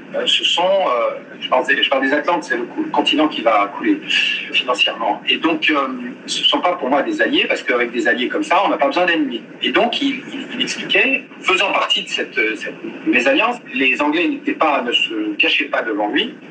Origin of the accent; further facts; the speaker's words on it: France; je suis français, je ne suis pas américain